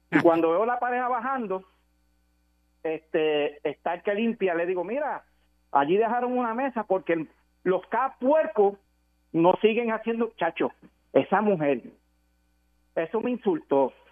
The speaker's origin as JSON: {"language": "Spanish", "country": "Puerto Rico", "said": "No sé, de, de, yo, de Puerto Rico, voy a decir puertorriqueño puro."}